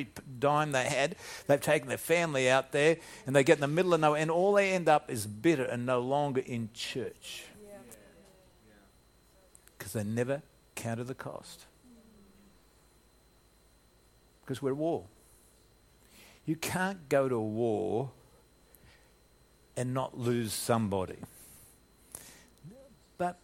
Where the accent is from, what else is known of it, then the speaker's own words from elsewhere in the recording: Australia; moved away as an adult; also born or lived in United States; being an Australian in American soil